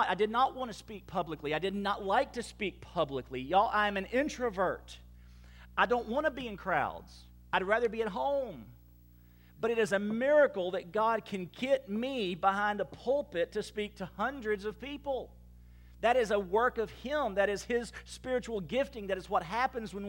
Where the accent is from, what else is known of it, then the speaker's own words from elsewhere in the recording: Baton Rouge, Louisiana, United States; moved away as an adult; also born or lived in Clarksville, Texas; now in Sulphur, United States; we said, well, Baton Rouge, Louisiana